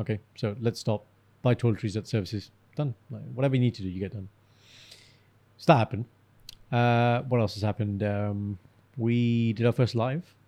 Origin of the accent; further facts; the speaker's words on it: Birmingham, West Midlands, United Kingdom; no, I'm from Birmingham